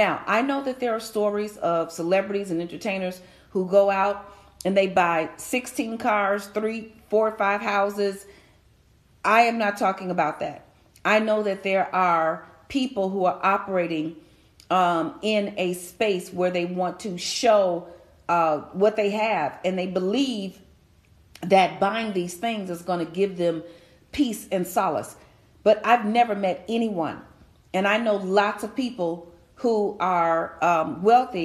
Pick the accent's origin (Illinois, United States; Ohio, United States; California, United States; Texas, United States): Illinois, United States; Chicago; I'm from Chicago